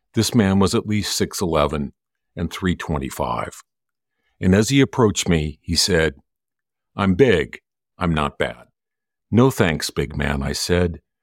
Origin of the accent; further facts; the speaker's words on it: Santa Barbara, California, United States; now in Los Angeles, United States; I'm from Santa Barbara.